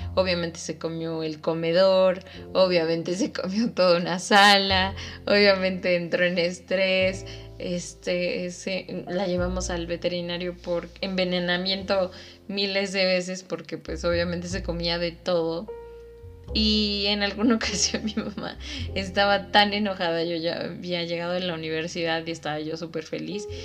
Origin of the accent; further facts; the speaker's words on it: Mexico City, Mexico; moved away; yo soy de la Ciudad de México